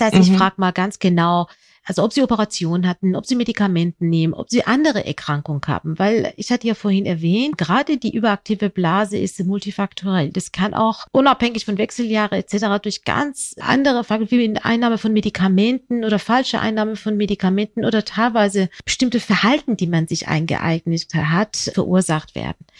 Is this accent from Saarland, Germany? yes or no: no; Hamburg, Germany; ich komme ja aus Hamburg